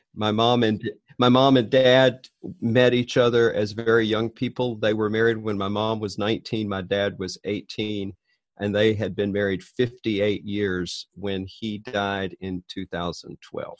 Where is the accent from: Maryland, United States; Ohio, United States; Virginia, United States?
Virginia, United States; Richmond; moved away as an adult; also born or lived in Northeast Florida; now in Wauwatosa, United States; I grew up in Richmond, Virginia